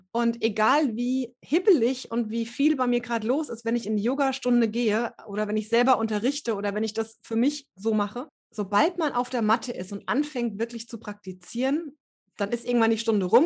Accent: Hesse, Germany; Ähm, ich komme hier aus dem Rhein-Main-Gebiet und bin jetzt gerade Ende 30.

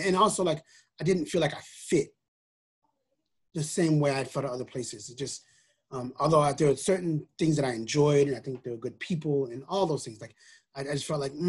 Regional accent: New York City, New York, United States; also born or lived in Mount Pleasant, Iowa / Lebanon, Illinois / Waterville, Maine; now in Waltham, United States; I'm a New Yorker. I'm from the Bronx.

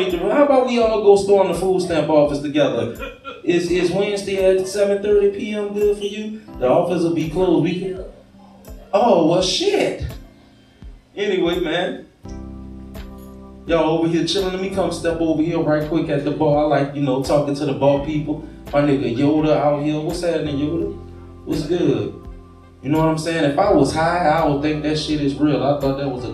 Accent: Gonzales, Louisiana, United States; moved away as an adult; now in Baton Rouge, United States; I ain't from Baton Rouge neither. I just live out here. I'm from Gonzales, y'all. I ain't that far away. I'm country, okay

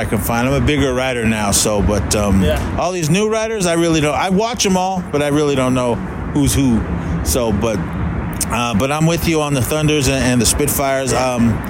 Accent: Bay Area, California, United States; growing up in the Bay Area

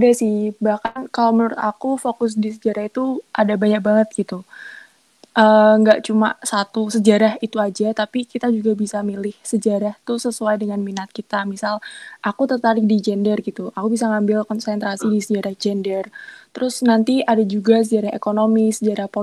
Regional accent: Semarang, Central Java, Indonesia; now in Lamongan, Indonesia; Enggak sih, aku asli Semarang.

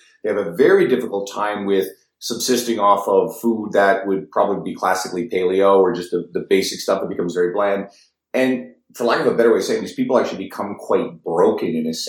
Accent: Newfoundland and Labrador, Canada; now in Edmonton, Canada; We're in Edmonton. I'm originally from Newfoundland.

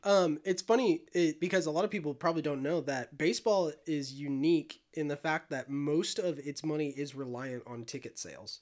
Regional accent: Illinois, United States; I'm from the Midwest

